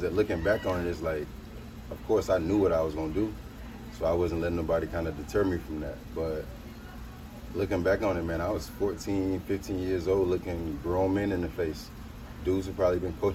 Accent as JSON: {"language": "English", "town": "Sarasota", "region": "Florida", "country": "United States", "tie": "born or raised there", "said": "I'm from Sarasota, Florida, and went to Booker High School and Sarasota High School."}